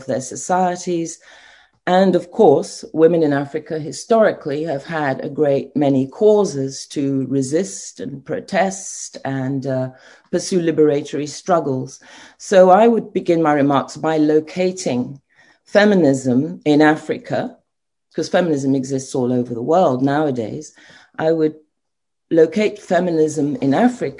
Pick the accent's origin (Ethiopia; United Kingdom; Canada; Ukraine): United Kingdom; London; moved away as an adult; also born or lived in Nigeria / The Hague; now in Ghana; I was born in London and trained in Britain